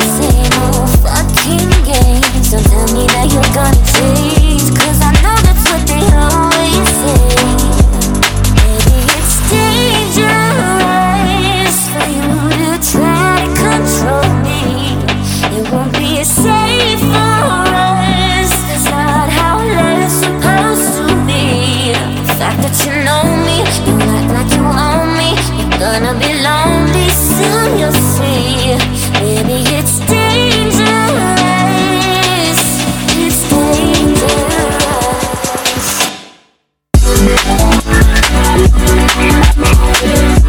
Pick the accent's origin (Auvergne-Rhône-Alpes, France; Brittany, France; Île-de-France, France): Auvergne-Rhône-Alpes, France; Lyon; Lyon, which is my hometown in France